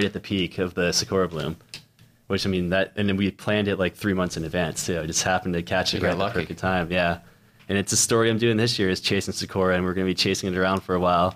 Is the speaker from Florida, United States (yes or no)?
yes; Orlando, Florida, United States; I base in Orlando, and I seriously did 2 shoots last year in all of Orlando, my hometown